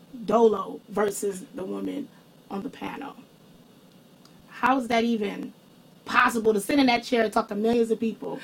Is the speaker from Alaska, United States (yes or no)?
no; Detroit, Michigan, United States; that's my hometown.